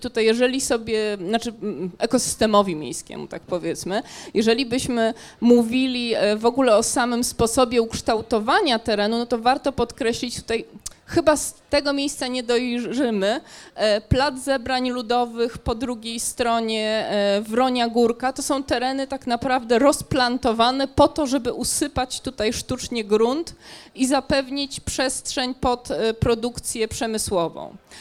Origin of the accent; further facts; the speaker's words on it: Gdańsk, Pomeranian Voivodeship, Poland; jestem przede wszystkim gdańszczanką